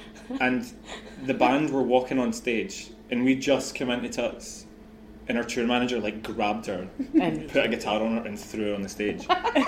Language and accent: English; Scotland, United Kingdom